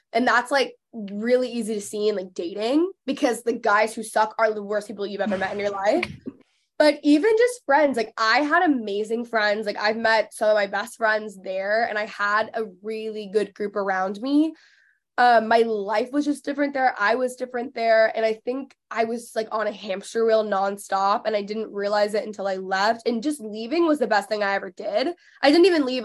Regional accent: McKinney, Texas, United States; born or raised there; also born or lived in Los Angeles; now in Dallas, United States

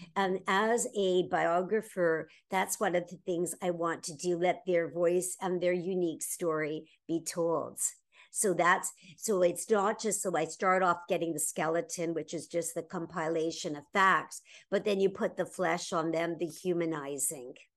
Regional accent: Toronto, Ontario, Canada; my frozen wonderland of my hometown of Toronto, Ontario, Canada

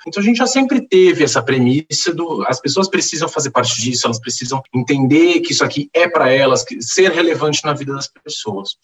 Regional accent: Santos, São Paulo, Brazil; eu sou de Santos

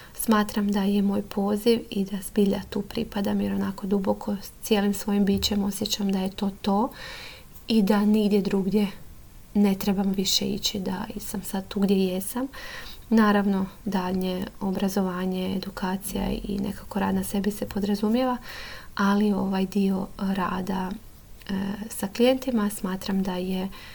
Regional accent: Mali Lošinj, Primorje-Gorski Kotar County, Croatia; moved away as an adult; now in Zagreb, Croatia; Inače dolazim iz Lošinja i tamo sam završila srednju školu i onda sam se preselila u Zagreb

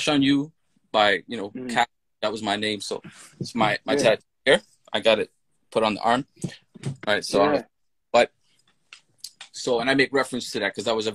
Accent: Toronto, Ontario, Canada; growing up in Toronto is such a melting pot

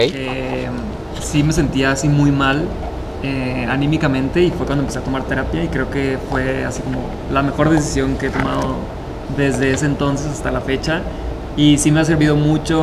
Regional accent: Sinaloa, Mexico; soy de Sinaloa

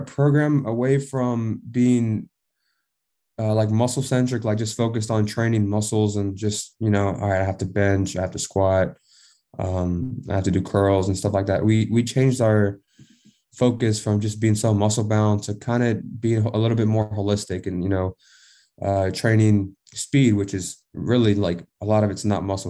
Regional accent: Texas, United States; I'm from Texas

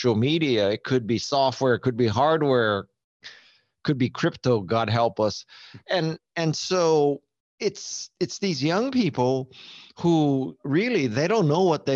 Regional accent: Honolulu, Hawaii, United States; moved away; also born or lived in Stanford, California; I was born and raised in Honolulu, Hawaii

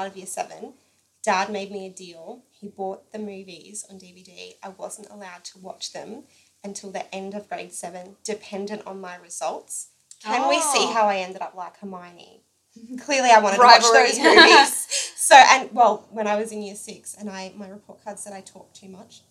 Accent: Rockhampton, Queensland, Australia; we're both from Rockhampton

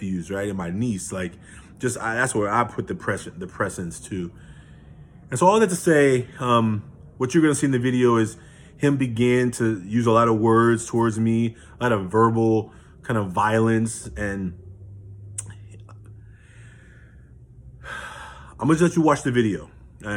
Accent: Oakland, California, United States; I'm born and raised in Oakland

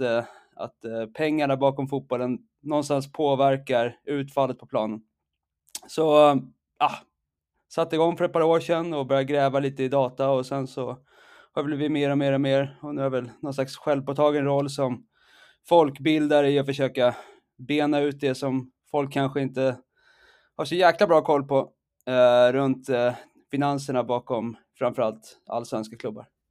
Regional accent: Stockholm, Stockholm County, Sweden; moved away as an adult; now in Saudi Arabia; jag är stockholmare, djurgårdare, uh, exilsvensk sedan rätt många år tillbaka

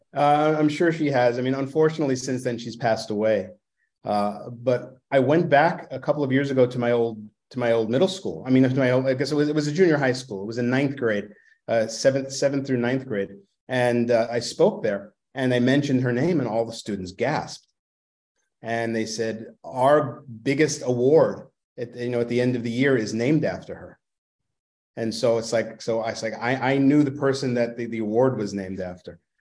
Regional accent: New York City, New York, United States; accent: Brooklynese; I grew up in Brooklyn

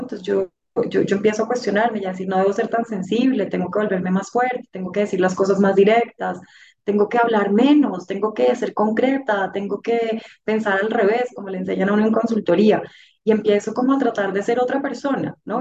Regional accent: Bogotá, Colombia; la mayor de cuatro hermanos, de una familia muy bonita a la que pertenezco, bogotana

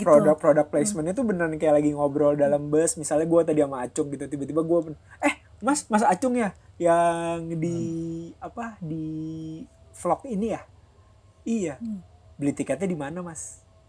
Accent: Jakarta, Indonesia; kita sih sebagai orang Jakarta

